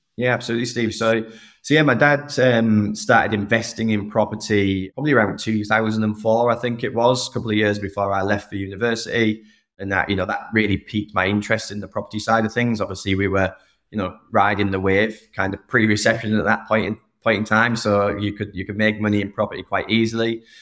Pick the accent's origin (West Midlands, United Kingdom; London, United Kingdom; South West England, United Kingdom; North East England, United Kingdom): North East England, United Kingdom; Saltburn; moved away as an adult; also born or lived in United States; I grew up in the northeast of England, a small town called Saltburn